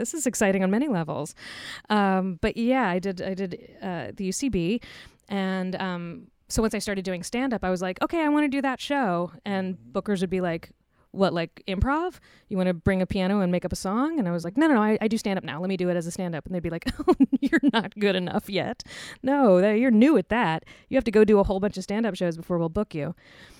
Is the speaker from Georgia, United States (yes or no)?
no; Richmond, Virginia, United States; Uh-huh. Yeah, I'm from Richmond.